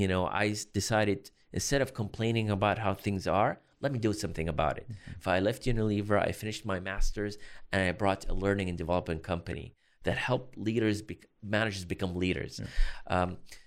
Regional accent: Boston, Massachusetts, United States; born there; also born or lived in Los Angeles / Chicago; I was born in Boston, but I lived in Los Angeles and Chicago for work.

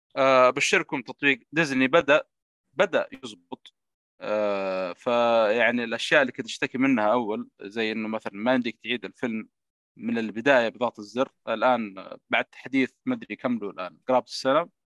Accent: Saudi Arabia; السينمات عندنا في السعودية

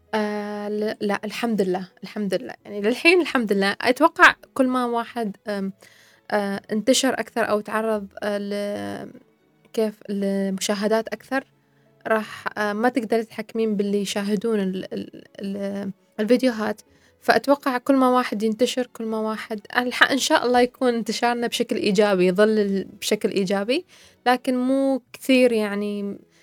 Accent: Iraq; now in United Arab Emirates; أني أنا عراقية

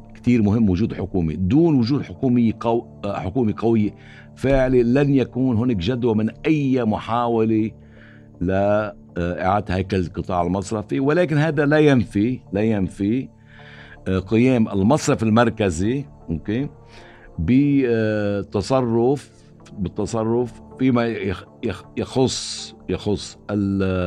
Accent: Lebanon; نحن كلبنانيين

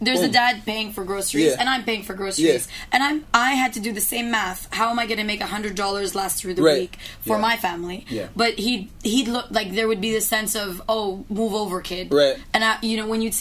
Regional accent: Canada; I'm Iraqi Filipino and I grew up in Canada

